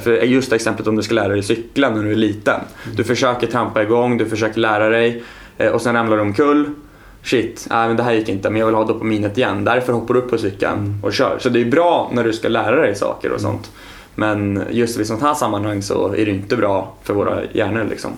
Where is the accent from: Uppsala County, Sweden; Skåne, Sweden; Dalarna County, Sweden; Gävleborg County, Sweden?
Uppsala County, Sweden; Östhammar; moved away as an adult; now in Stockholm, Sweden; jag är uppvuxen i Östhammar